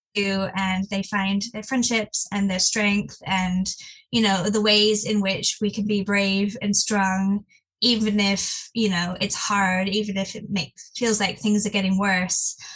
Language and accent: English; England, United Kingdom; now in Missouri, United States; in England, we all go about not speaking to each other and keeping your head down